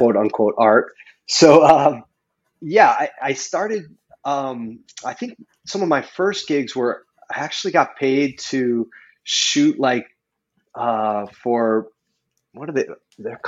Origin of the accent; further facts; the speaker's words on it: Chicago, Illinois, United States; moved away as an adult; also born or lived in Colorado / Italy; now in Maui, United States; I was born in Chicago. So I was born in Chicago.